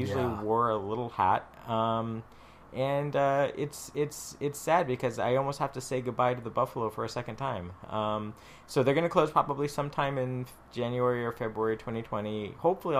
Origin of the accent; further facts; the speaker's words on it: San Jose, California, United States; you and I had very fond memories growing up in San Jose